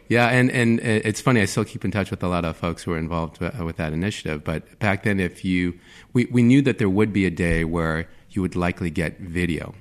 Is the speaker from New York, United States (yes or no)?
no; Virginia Beach, Virginia, United States; I grew up in Virginia Beach, Virginia, where there's a lot of military